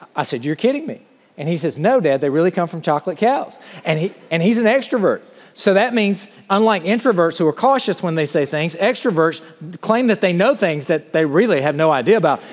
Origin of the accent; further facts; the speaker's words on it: the South, United States; moved away as an adult; I'm from the South and this is what we